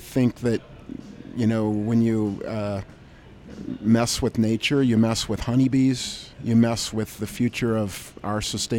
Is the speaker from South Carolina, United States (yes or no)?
no; Sotus, Michigan, United States; Sotus, Michigan, 425 acres of fruit, vegetables, and grapes.